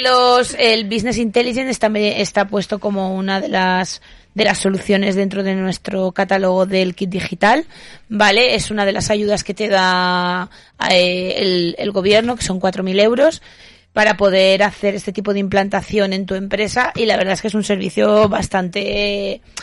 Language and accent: Spanish; Huesca, Somontano, Aragon, Spain; es Huesca, es donde yo nací